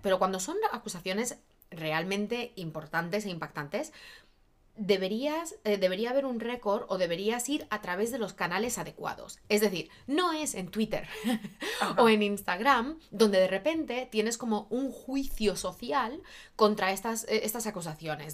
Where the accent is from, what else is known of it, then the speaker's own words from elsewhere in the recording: Barcelona, Catalonia, Spain; also born or lived in Madrid, Spain; now in Los Angeles, United States; Yo nacida, criada en España, catalana de origen, técnicamente en Barcelona, pero luego en Madrid y luego eh, aquí